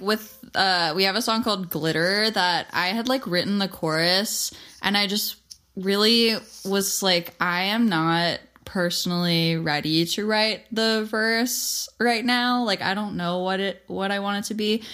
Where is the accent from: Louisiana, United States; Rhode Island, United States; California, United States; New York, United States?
New York, United States; We're from New York